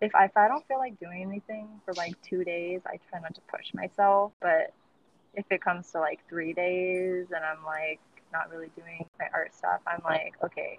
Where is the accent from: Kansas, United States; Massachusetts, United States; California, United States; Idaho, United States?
California, United States; Modesto; moved away as an adult; now in San Francisco, United States; I am originally from the Central Valley, so a little town called Modesto. 209, what's up? Yes. So if you don't know, it's around like by Stockton and Fresno.